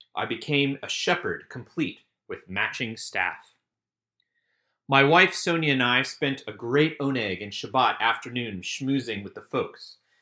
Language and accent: English; Richmond, Virginia, United States; from Tikvat Israel in historic Richmond, Virginia, where I was born and raised